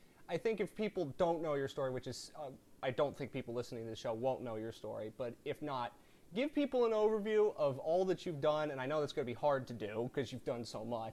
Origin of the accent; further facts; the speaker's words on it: New Jersey, United States; I'm South Jersey